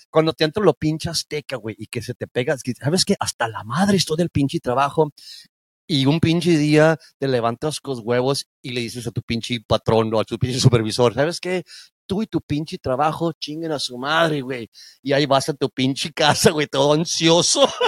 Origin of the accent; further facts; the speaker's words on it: Mexico; born there; porque yo soy, bueno, soy nacido en México, pero yo soy chicano, güey, soy pocho.